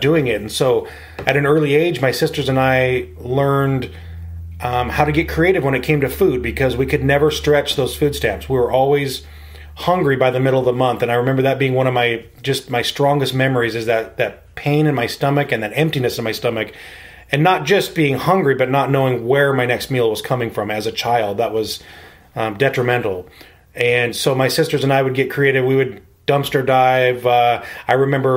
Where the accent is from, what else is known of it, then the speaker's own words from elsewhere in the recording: Spokane, Washington, United States; I was born and raised here in Spokane